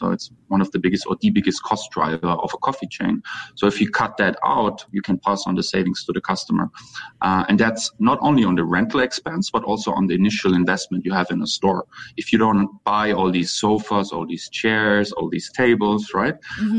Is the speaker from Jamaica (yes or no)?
no; Germany; accent: German; English is a second language; moved away as an adult; also born or lived in Singapore / Jakarta; now in Indonesia; as you might can hear from my accent and my name, I'm German.